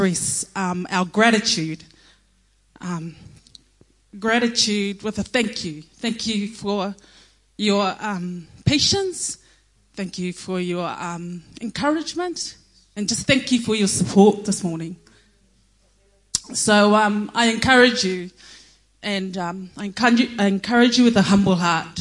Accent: Samoa; moved away; also born or lived in Auckland, New Zealand; I was born in Auckland, and then after I turned one, our parents returned to Samoa. And in Samoa, my brother, who is here, and I were raised by my parents

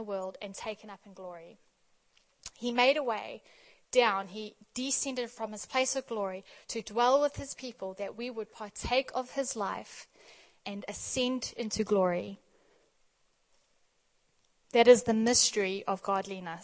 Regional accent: South Africa; also born or lived in Australia; growing up in South Africa

